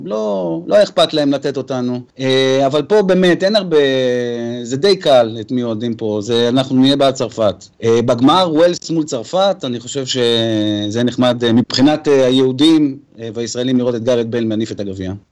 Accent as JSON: {"language": "Hebrew", "country": "Israel", "said": "אנחנו כישראלים ויהודים"}